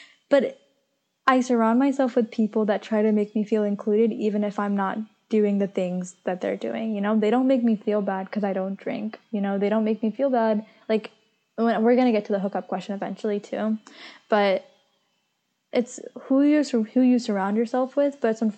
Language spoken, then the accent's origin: English; Maryland, United States; I'm from Maryland. I don't like, I know people don't like Maryland, but like, it's not foreign.